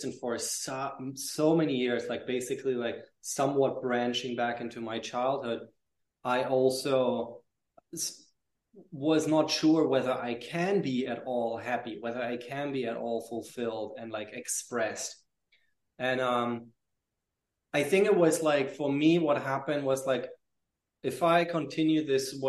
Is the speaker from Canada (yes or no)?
no; Germany; moved away as an adult; also born or lived in Paris / London; I lived in Paris and in London after I moved away from Germany with, I think, like 19 or 20, no, 19